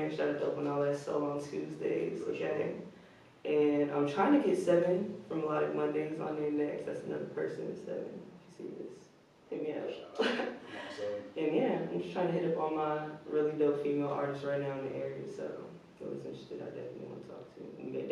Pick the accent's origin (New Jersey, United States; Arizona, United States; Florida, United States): New Jersey, United States; now in Richmond, United States; I'm from, yeah, I'm from Jersey. I went to Richmond maybe five years ago. Yeah, 2017.